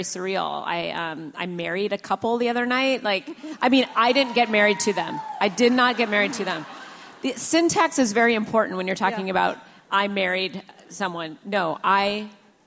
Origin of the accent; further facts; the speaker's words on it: Seattle, Washington, United States; now in Portland, United States; this is my hometown